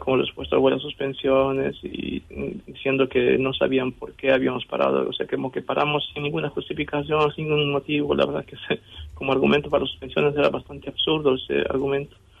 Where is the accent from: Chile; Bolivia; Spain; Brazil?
Bolivia; now in Argentina; yo soy boliviano